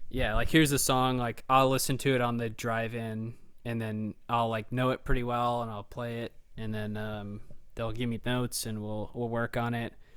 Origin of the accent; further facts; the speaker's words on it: Dublin, Ohio, United States; we grew up in Dublin